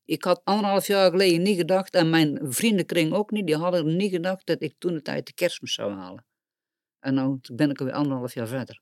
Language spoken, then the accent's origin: Dutch; Boxtel, North Brabant, Netherlands; ik kom uit Boksel